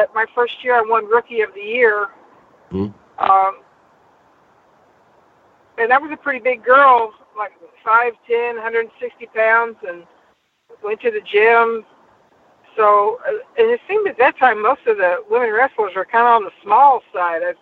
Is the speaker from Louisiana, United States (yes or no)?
yes; Benton, Louisiana, United States; also born or lived in Bossier City, Louisiana; And at Bossier City in Benton, Louisiana.